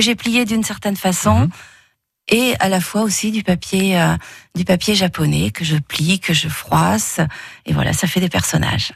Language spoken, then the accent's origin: French; Montélimar, Auvergne-Rhône-Alpes, France; now in Valence, France; je suis native de Montélimar et je vis à Valence